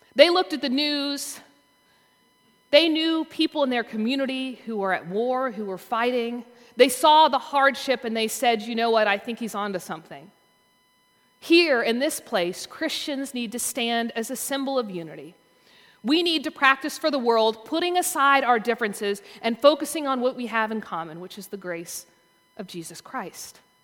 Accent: the South, Southern United States, United States; as a Southerner

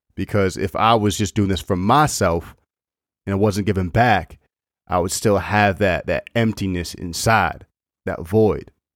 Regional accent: Maine, United States; moved away as an adult; now in Massachusetts, United States; I, I grew up in Maine, was there for twenty-five or twenty-six years of my life, and now I moved down to Mass

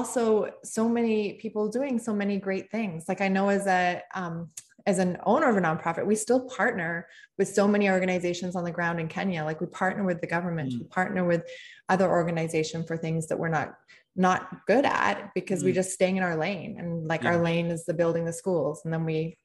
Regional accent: Canada; being Canadian, it started in Canada. I mean, we live in Canada

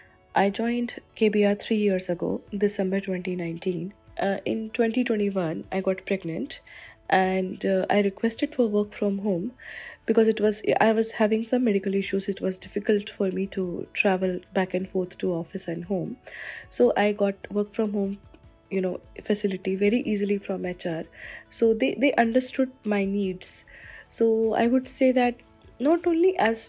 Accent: Kenya; moved away; I am from Kenya

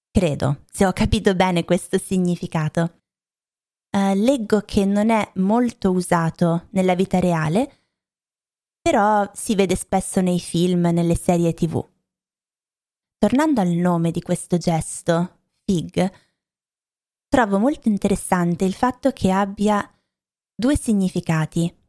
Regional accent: Lombardy, Italy; Io vengo dalla Lombardia, ve l'ho detto tante volte, da vicino a Milano, ho anche studiato a Milano, ma ho cambiato poi città, regioni, paesi tantissime volte e ehm, non mi sento per niente milanese, non credo di avere un accento milanese

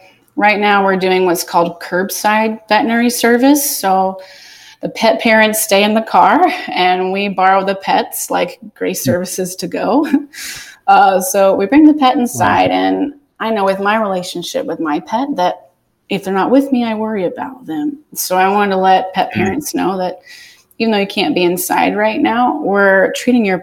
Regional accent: Atlanta, Georgia, United States; now in Southwest Florida, United States; I'm from Atlanta

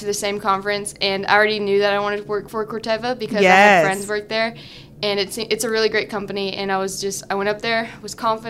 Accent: Beaumont, Texas, United States; also born or lived in Lake Charles, Louisiana; So I was born in Lake Charles, Louisiana, but I basically grew up in the Hampshire Finette Beaumont area. Yes. So I'm from right down the road.

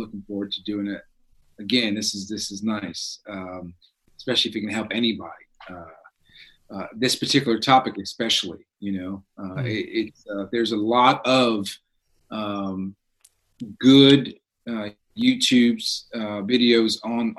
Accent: New York City, New York, United States; I'm from the South Bronx

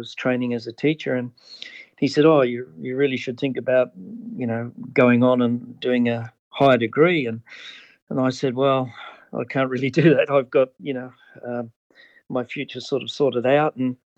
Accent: Sydney, New South Wales, Australia; I was born and raised in Sydney, which is one of our largest cities on the east coast.

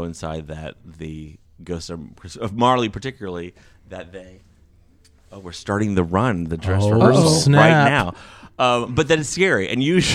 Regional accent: Orlando, Florida, United States; now in Oklahoma City, United States; I'm from Orlando

